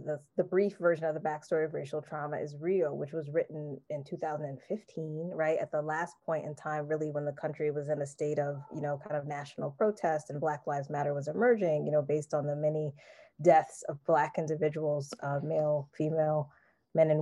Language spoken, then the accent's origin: English; East Coast, United States; I'm from the East Coast